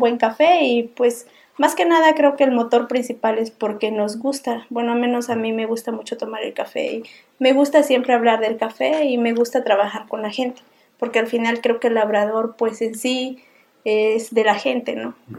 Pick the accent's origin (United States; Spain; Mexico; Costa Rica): Mexico; Putla, Oaxaca; soy de Zaragoza y Tundujía, Putla, Oaxaca. Bueno, yo nací en la zona cafetalera